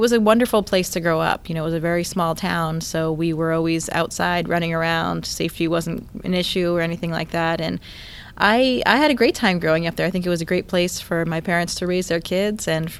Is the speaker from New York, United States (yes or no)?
no; Caribou, Maine, United States; Yeah, Caribou is actually the northeasternmost city in the U.S.